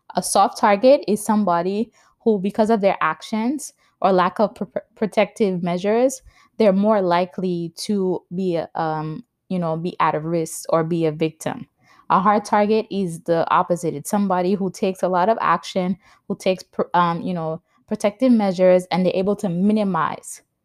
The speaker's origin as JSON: {"language": "English", "region": "New York", "country": "United States", "tie": "born or raised there", "also_born_or_lived": "Saint Lucia", "moved": "yes", "lives_now": "New Jersey, United States", "said": "I was born in the Caribbean in Saint Lucia. I grew up in New York, and I currently live in New Jersey with my husband and my toddler son."}